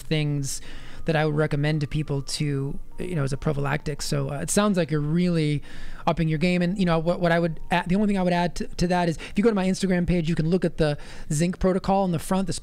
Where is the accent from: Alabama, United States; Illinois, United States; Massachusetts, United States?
Massachusetts, United States; My home state